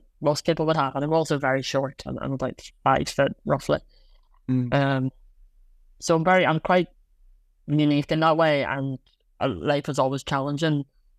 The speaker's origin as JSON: {"language": "English", "town": "Belfast", "region": "Northern Ireland", "country": "United Kingdom", "said": "I'm from Belfast."}